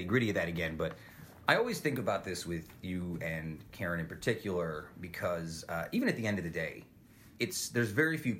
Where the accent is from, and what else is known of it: Utica, New York, United States; born or raised there